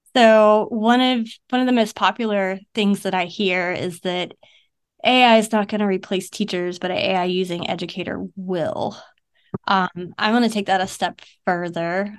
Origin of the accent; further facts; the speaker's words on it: Savannah, Georgia, United States; moved away as an adult; I'm from Savannah, Georgia. And I grew up there up until, uh, two thousand sixteen.